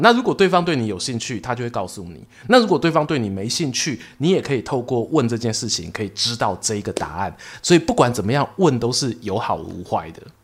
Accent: Yilan, Yilan County, Taiwan; also born or lived in Gongliao; 我自己出生是宜兰

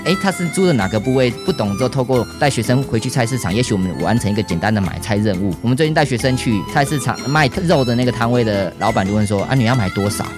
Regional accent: Yilan County, Taiwan; 我们长大自己的宜兰火山前面的这个南馆跟北馆菜市场

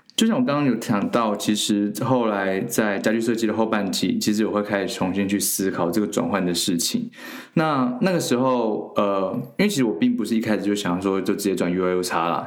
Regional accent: China; also born or lived in Taiwan; 我其实从小到大其实是在大陆长大的

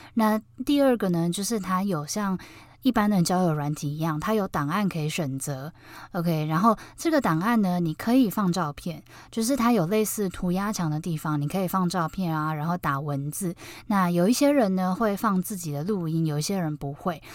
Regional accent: Taiwan; 原来我是台湾人

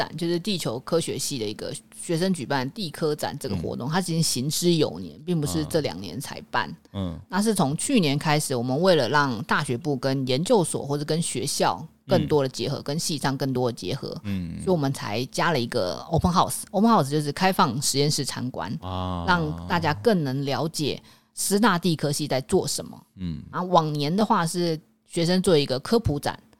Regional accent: Taipei, Taiwan; 像我们台北人

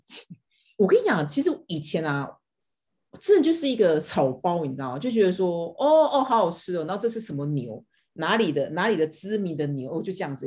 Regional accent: Taiwan; 我们是台湾人

